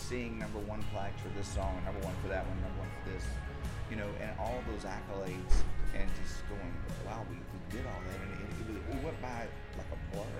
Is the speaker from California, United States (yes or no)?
no; Texas, United States; I'm a Texan, I'll always be a Texan.